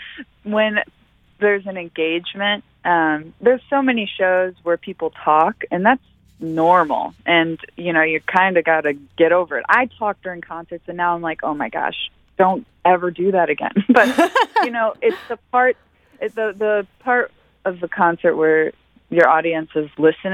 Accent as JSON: {"language": "English", "town": "Defiance", "region": "Missouri", "country": "United States", "tie": "born or raised there", "said": "I grew up in Defiance."}